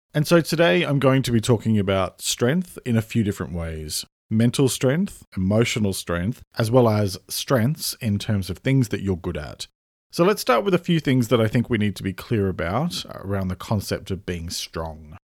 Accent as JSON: {"language": "English", "town": "Sydney", "region": "New South Wales", "country": "Australia", "tie": "born or raised there", "also_born_or_lived": "Melbourne / Australian countryside", "moved": "as an adult", "said": "I now live in the countryside, having moved here over five years ago from Melbourne, where I lived for nearly fourteen years after I grew up in Sydney."}